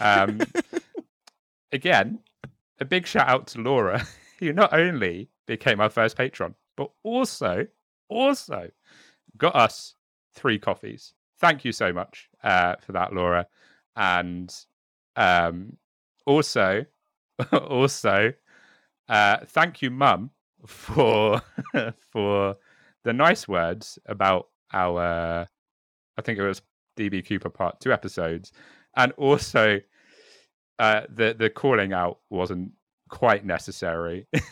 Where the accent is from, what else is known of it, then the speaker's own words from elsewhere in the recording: United Kingdom; I am very much British, um, with a bit of French